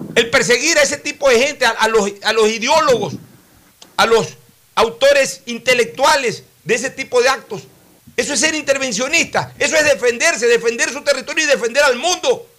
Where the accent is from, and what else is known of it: Ecuador